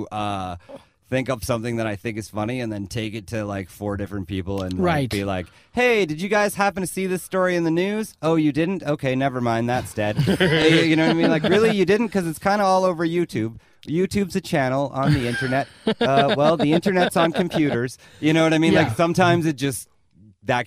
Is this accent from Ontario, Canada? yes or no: no; Lethbridge, Alberta, Canada; born or raised there; moved away as an adult; also born or lived in Vancouver